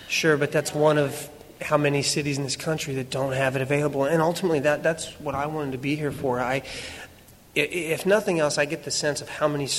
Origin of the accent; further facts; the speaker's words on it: Fredericktown, Ohio, United States; moved away; I grew up in Ohio, Fredericktown, like it says on my coat. And it's a big agricultural community.